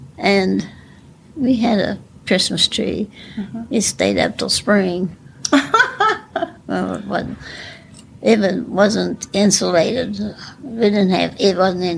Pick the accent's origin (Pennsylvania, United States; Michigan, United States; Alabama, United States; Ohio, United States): Ohio, United States; Gallipolis; moved away; also born or lived in Columbus, Ohio; Close to Gallipolis, about 13 miles out of Gallipolis.